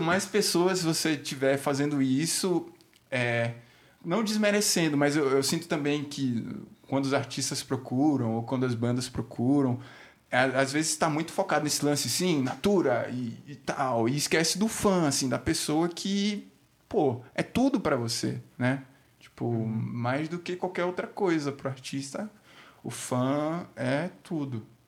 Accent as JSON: {"language": "Portuguese", "town": "Aracaju", "region": "Sergipe", "country": "Brazil", "moved": "as an adult", "lives_now": "São Paulo, Brazil", "said": "sou de Aracaju, vim para cá para São Paulo nesse rolê de música mesmo. Tô também há três anos."}